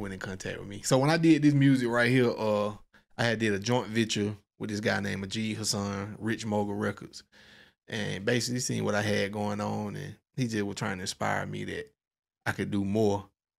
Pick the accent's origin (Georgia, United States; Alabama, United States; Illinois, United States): Georgia, United States; Forsyth; My town is called Forsyth, Georgia, Monroe County.